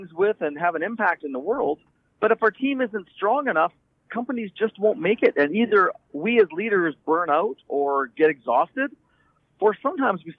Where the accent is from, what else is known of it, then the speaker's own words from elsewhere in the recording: Canada; I'm from Canada